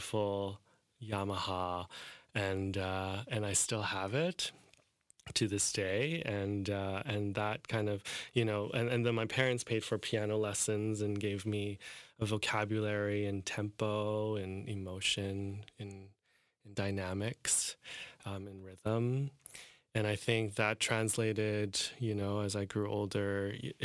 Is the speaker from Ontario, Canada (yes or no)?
no; Calgary, Alberta, Canada; also born or lived in Hong Kong; I grew up in Calgary